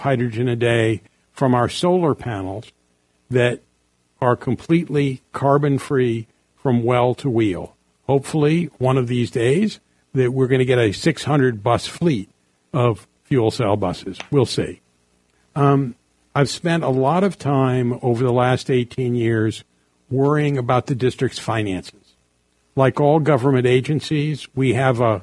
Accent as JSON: {"language": "English", "town": "San Francisco", "region": "California", "country": "United States", "tie": "born or raised there", "said": "I grew up in San Francisco, rode Muni to grammar school and Muni to high school"}